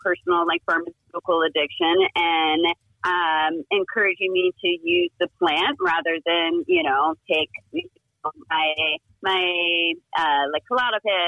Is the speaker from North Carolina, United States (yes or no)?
yes; North Carolina, United States; moved away as an adult; also born or lived in Portland; now in California, United States; I'm originally from North Carolina. I grew up on the coast over there.